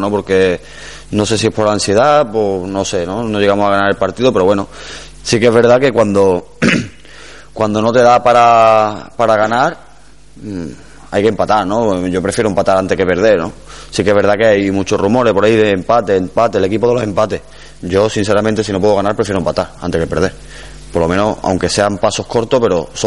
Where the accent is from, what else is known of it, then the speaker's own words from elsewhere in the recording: Córdoba, Andalusia, Spain; Sí que es verdad que el equipo de mi ciudad, ¿no? Y como cordobés que soy